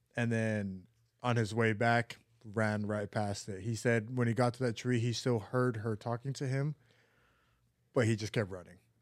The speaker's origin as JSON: {"language": "English", "town": "Neola", "region": "Utah", "country": "United States", "tie": "born or raised there", "said": "where I grew up in Neola, Utah."}